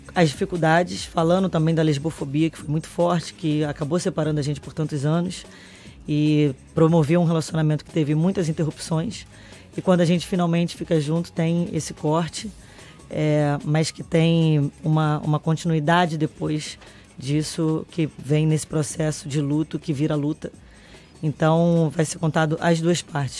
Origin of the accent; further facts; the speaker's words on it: Brazil; enquanto brasileiro